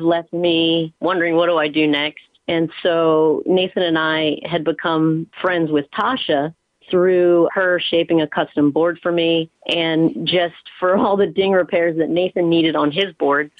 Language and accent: English; Mid-Atlantic, United States; moved away as an adult; now in California, United States; I grew up on the East Coast, actually, like in the mid Atlantic, Pennsylvania, Maryland, Delaware area